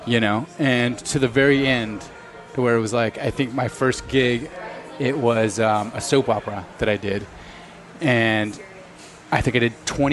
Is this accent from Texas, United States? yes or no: yes; Snyder, Texas, United States; moved away as an adult; I'm from Texas, from West Texas